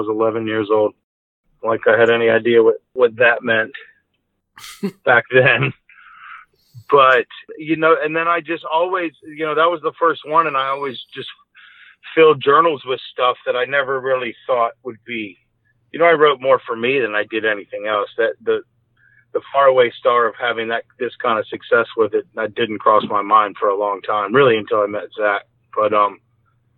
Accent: Fairfax, Virginia, United States; also born or lived in Richmond, Virginia; now in Charleston, United States; I was born in Fairfax, Virginia. Lived there till I was about 12 and then my whole family moved to Richmond, Virginia, and that's where everybody is now. So that's home.

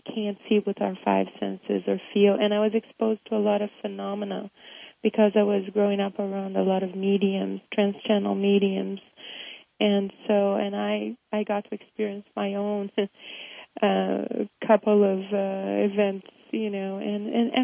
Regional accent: Rio de Janeiro, Brazil; moved away; me growing up in Brazil

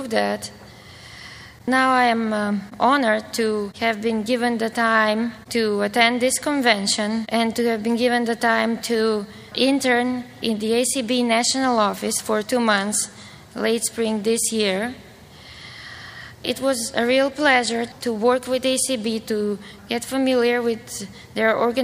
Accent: North Macedonia; moved away as an adult; also born or lived in Bulgaria; now in United States; I come from Macedonia. That is a small country in the Balkans, part of former Yugoslavia

